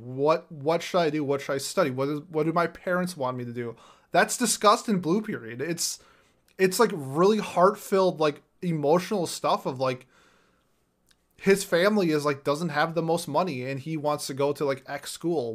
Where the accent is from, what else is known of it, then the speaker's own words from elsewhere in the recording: Minnesota, United States; I'm from Minnesota